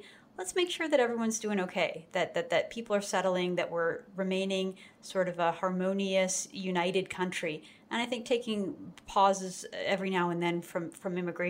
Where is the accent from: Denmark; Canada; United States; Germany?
Canada; Vancouver, British Columbia; in cities like Vancouver, my hometown